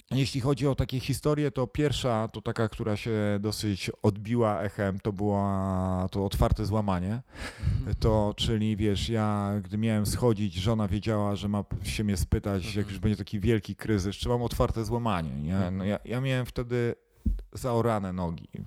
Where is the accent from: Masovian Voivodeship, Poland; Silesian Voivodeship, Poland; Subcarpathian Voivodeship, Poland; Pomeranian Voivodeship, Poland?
Pomeranian Voivodeship, Poland; Kościerzyna; pochodzę z Kościerzyny